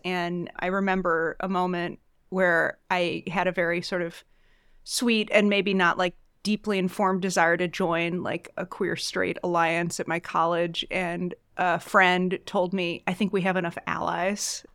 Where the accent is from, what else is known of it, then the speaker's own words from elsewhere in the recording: suburbs of Chicago, Illinois, United States; I'm also from the Midwest. I grew up in the suburbs of Chicago